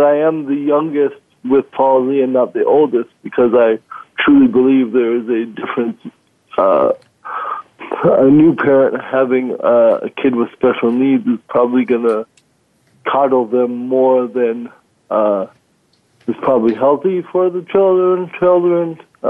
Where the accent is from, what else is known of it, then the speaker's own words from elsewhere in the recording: Cameroon; born there; moved away; also born or lived in Minnesota; I was born in Cameroon, West Africa. My dad was a professor teaching English over there, and I happened along somewhere in there. And then from there, we moved to Minnesota